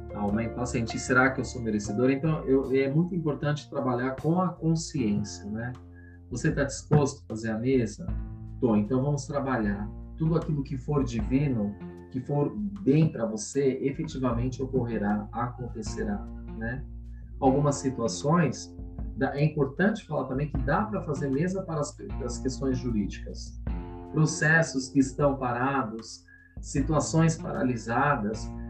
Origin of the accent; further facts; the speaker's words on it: São Paulo, Brazil; moro em São Paulo, nasci em São Paulo capital